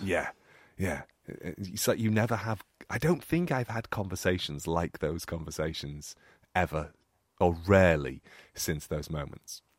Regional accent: United Kingdom; accent: northern; my northern accent

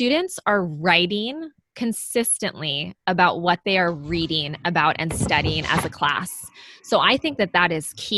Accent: Bay Area, California, United States; also born or lived in Los Angeles / Manhattan Beach; I grew up in the Bay Area as well, and I moved to LA to go to Loyola Marymount University

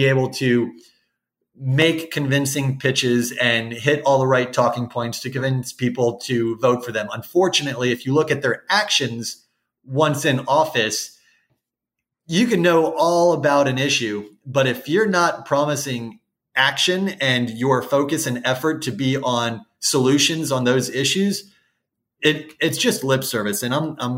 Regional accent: Princess Place Preserve, Florida, United States; I grew up in really what I would consider one of the most beautiful natural places in Florida

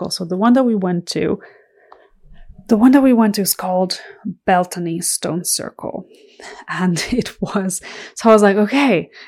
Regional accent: Ireland; my immediate family, so my parents and my siblings, live in Ireland. And I grew up in Ireland from the age of 12. I went to high school there.

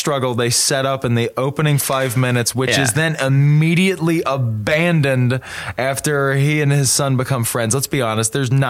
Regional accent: the South, United States; I was raised in the South.

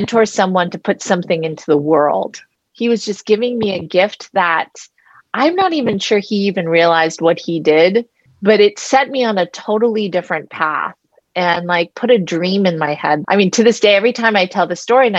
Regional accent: Palo Alto, California, United States; moved away; I'm from Palo Alto

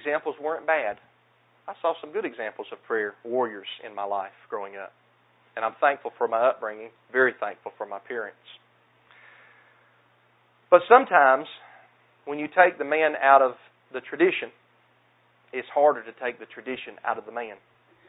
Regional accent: the South, United States; accent: southern; my southern accent

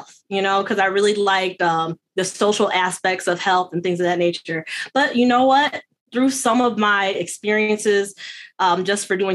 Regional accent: Detroit, Michigan, United States; I'm born and bred in the Metro Detroit area, suburb of Detroit

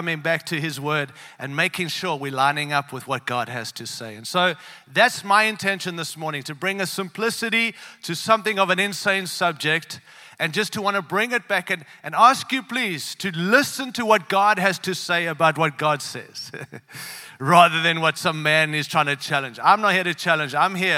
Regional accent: Australia; also born or lived in Africa; now in Denver, United States; born in Africa, raised in Australia, and now live in the great land of the United States. We come from Colorado, Denver, Colorado.

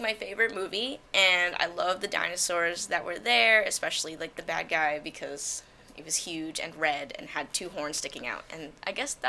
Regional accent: Hackensack, New Jersey, United States; I'm originally from Hackensack, New Jersey.

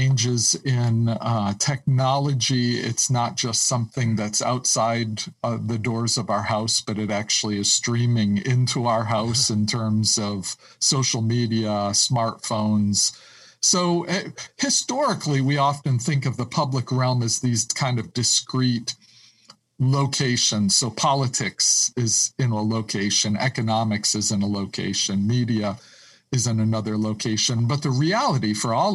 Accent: upstate New York, United States; also born or lived in Kenya; I was born in Kenya. So have a strong historic heritage related to Africa. Actually grew up in upstate New York

